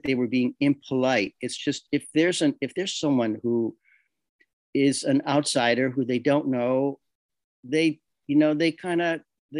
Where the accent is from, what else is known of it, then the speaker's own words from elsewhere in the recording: Chicago, Illinois, United States; also born or lived in New York City, United States; now in Castiglione Falletto, Italy; Being a New Yorker, I was born in Chicago. I lived most of my adult life in New York City